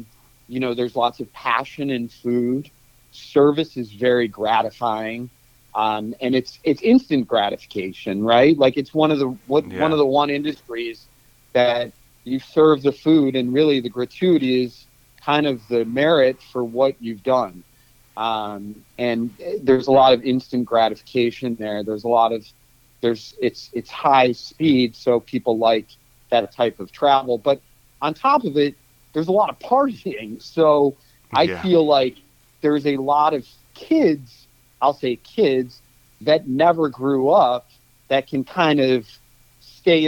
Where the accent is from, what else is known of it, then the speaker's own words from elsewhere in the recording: Cleveland, Ohio, United States; moved away as an adult; also born or lived in Kansas; now in San Francisco, United States; I was born in 1974 in Cleveland, and in 1992, I went to the University of Kansas for college